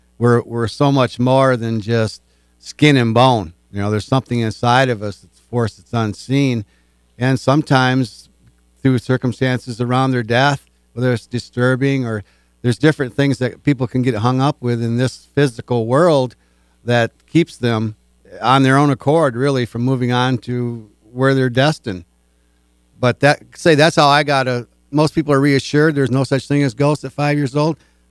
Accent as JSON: {"language": "English", "town": "Moline", "region": "Michigan", "country": "United States", "tie": "born or raised there", "also_born_or_lived": "Grand Rapids, Michigan", "said": "Where I grew up in Moline, Michigan, we had more churches than we did gas stations or anything else."}